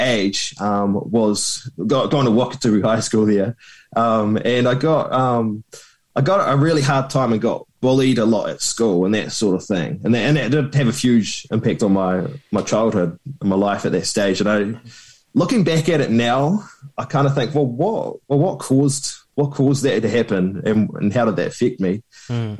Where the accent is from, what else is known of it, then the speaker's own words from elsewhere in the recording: Christchurch, Canterbury, New Zealand; also born or lived in Queenstown; I was born in Christchurch, and when I was eleven, I moved to Queenstown with the family